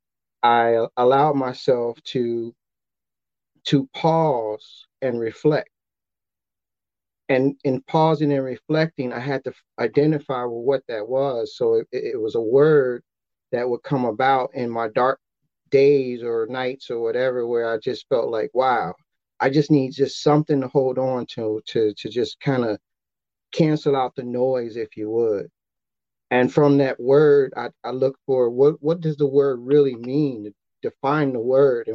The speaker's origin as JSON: {"language": "English", "town": "Chicago", "region": "Illinois", "country": "United States", "said": "I'm from Chicago"}